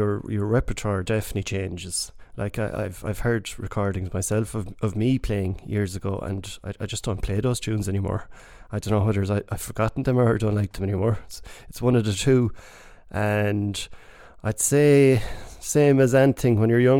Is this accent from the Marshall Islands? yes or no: no; Corofin, County Clare, Ireland; now in Ennis, Ireland; That's right. Yeah, I moved from Corofin to Ennis many years ago, and I play music mainly in Ennis.